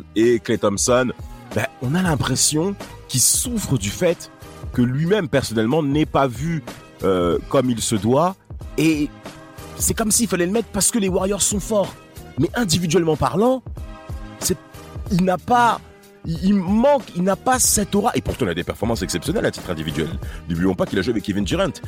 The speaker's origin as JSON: {"language": "French", "country": "France", "said": "nous on est français"}